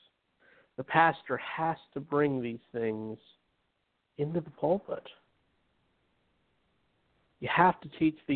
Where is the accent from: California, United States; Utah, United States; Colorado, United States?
Utah, United States; I grew up in Utah where majority of it was Mormonism